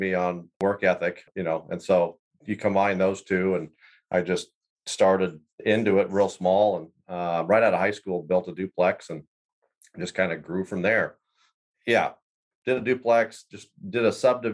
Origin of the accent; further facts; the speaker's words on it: central Iowa, United States; moved away as an adult; also born or lived in Wyoming; I grew up in Iowa, central Iowa